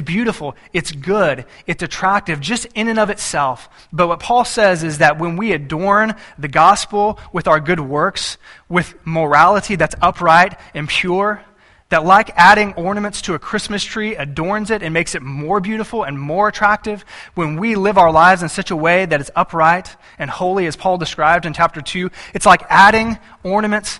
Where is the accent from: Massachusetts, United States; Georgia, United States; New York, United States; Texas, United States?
Texas, United States; moved away; I grew up in Texas